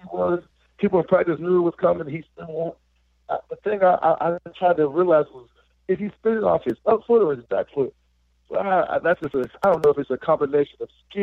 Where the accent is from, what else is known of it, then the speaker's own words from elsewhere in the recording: Pittsburgh, Pennsylvania, United States; moved away as an adult; I'm from Pittsburgh